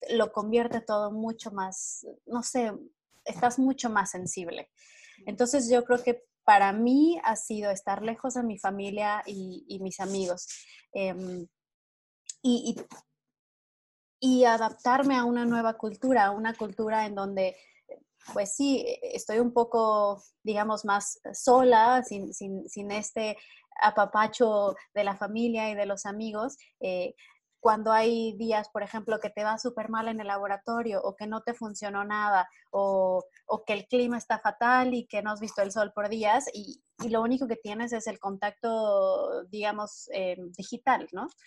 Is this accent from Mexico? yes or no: yes; Mexico; algo que creo que como mexicanos nosotros aportamos a nuestros laboratorios donde trabajamos y es el ingenio mexicano.